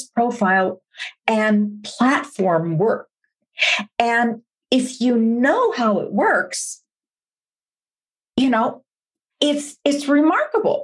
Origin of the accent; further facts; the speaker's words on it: Minneapolis, Minnesota, United States; I'm from Minneapolis.